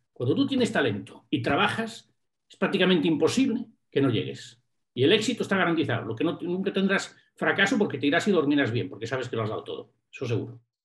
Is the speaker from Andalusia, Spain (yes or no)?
no; A Coruña, Galicia, Spain; also born or lived in England; una persona que viene de La Coruña, que no es una ciudad muy grande, ¿no? que vengo de La Coruña